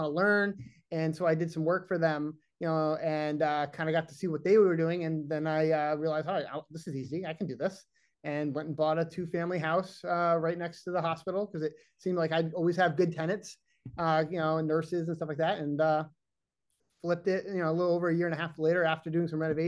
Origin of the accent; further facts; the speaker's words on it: Massachusetts, United States; I'm from Massachusetts